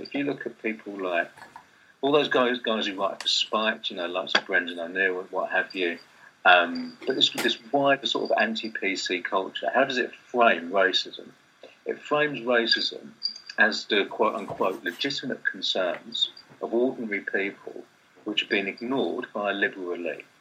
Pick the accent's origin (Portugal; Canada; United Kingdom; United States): United Kingdom; Kent, London borders, South East England; I grew up in Britain in suburbs, Kent, London borders in the, in the '80s and early '90s